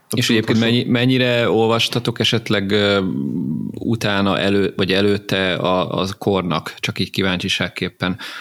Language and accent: Hungarian; Hungary; én ugye ilyen vidéki gyerek vagyok, és időnként így fellátogattam Pestre